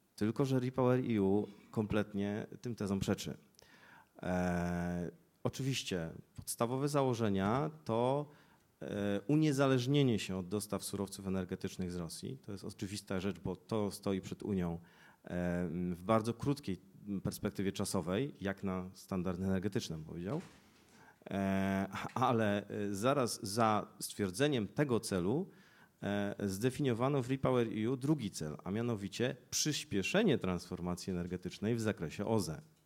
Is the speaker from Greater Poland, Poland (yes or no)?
yes; Poznań, Greater Poland, Poland; jestem z Poznania